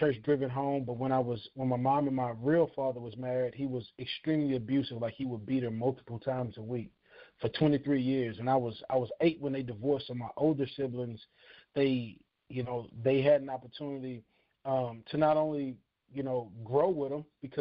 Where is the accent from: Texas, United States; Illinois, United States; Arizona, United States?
Texas, United States; Houston; moved away as an adult; also born or lived in California; I'm from Houston, Texas, born and raised